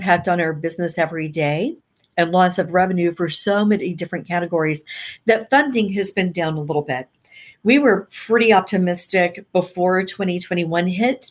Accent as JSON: {"language": "English", "town": "Nashville", "region": "Tennessee", "country": "United States", "tie": "born or raised there", "moved": "yes", "said": "I came back to my hometown of Nashville"}